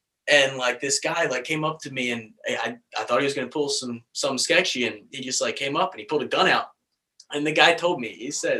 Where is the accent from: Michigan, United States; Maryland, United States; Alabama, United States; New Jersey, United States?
Maryland, United States; Baltimore; moved away; I was from Baltimore